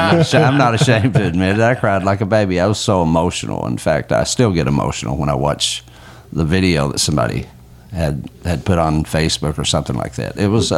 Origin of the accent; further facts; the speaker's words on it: Richmond, Kentucky, United States; I'm from Madison County, Richmond, Brea area, and proud of it.